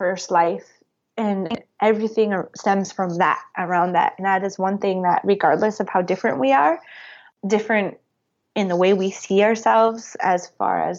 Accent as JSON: {"language": "English", "region": "North Dakota", "country": "United States", "tie": "born or raised there", "moved": "yes", "lives_now": "Montana, United States", "said": "I grew up in rural communities. I grew up in North Dakota. I'm in Montana now."}